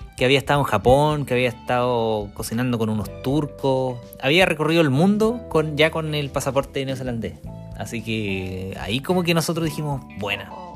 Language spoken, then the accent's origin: Spanish; Chile; moved away as an adult; now in New Zealand; Somos dos chilenos viviendo en Nueva Zelanda con una Working Holiday.